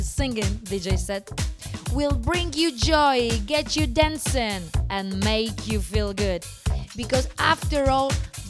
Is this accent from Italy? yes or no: yes; Italy; from Italy